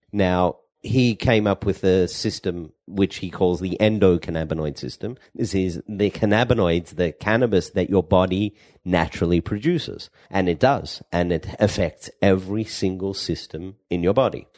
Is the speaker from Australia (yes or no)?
yes; Perth, Western Australia, Australia; moved away as an adult; also born or lived in Sydney, Australia; now in Israel; I am from Perth, Australia, the Western side, small Jewish community, ten thousand, uh, Jews now. When I grew up, it was probably six thousand